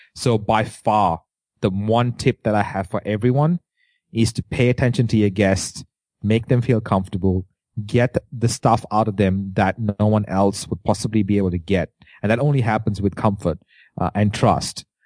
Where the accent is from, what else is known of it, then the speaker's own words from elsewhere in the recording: India; accent: Indian; As an Indian, uh, with an accent